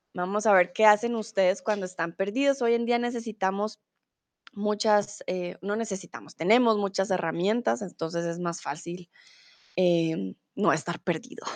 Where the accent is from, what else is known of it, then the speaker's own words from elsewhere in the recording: Colombia; also born or lived in Mexico; now in Germany; soy de Colombia, comúnmente de en Alemania, ahora estoy en el lindo y soleado México